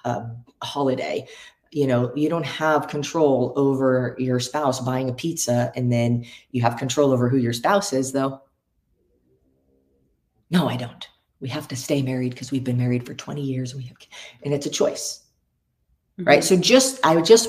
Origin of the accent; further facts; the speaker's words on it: United States; I was born in America